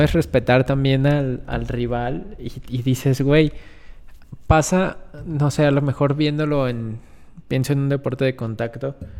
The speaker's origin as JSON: {"language": "Spanish", "country": "Mexico", "said": "como mexicanos, como gente que convive en un país"}